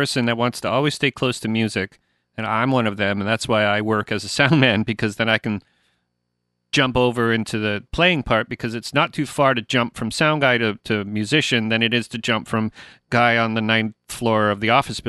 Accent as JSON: {"language": "English", "country": "Canada", "also_born_or_lived": "Portsmouth, England", "said": "I as a Canadian"}